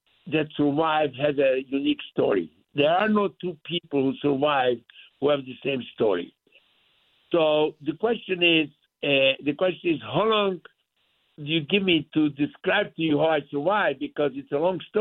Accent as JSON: {"language": "English", "town": "Bardejov", "region": "Prešov Region", "country": "Slovakia", "tie": "born or raised there", "first_language": "Yiddish", "second_language": "English", "moved": "yes", "lives_now": "United States", "said": "I was born in Slovakia, in a little town, eastern part of Slovakia, called Bardejov"}